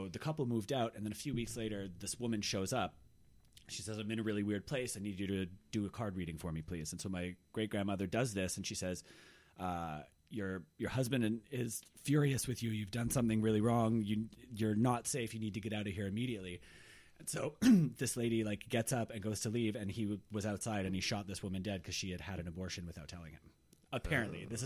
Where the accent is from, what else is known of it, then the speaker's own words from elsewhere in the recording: Victoria, British Columbia, Canada; I grew up in Victoria, which is like there are ghost tours all over town because it's a notoriously haunted place.